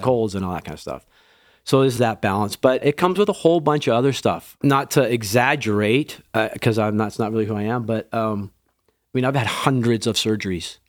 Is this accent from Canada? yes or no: yes; Western Canada, Canada; also born or lived in England / Lestock, Saskatchewan; I was born in England, raised in Western Canada